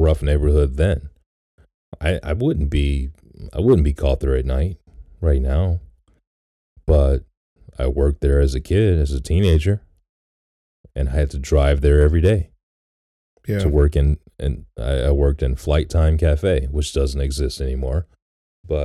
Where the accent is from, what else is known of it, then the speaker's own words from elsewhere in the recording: Detroit, Michigan, United States; when I was growing up in Detroit